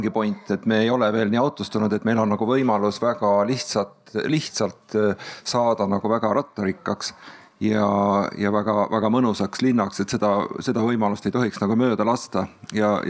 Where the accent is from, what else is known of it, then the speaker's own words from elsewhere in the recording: Tartu, Tartu County, Estonia; ma olen siis Tartust